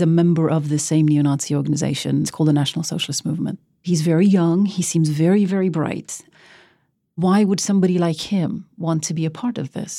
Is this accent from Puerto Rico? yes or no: no; Oslo, Norway; Growing up in Oslo, Norway, as a brown girl